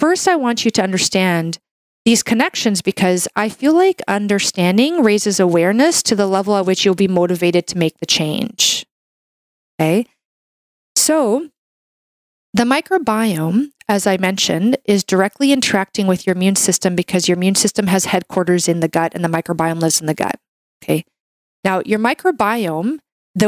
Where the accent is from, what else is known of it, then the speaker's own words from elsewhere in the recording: Canada; I'm a Canadian medical doctor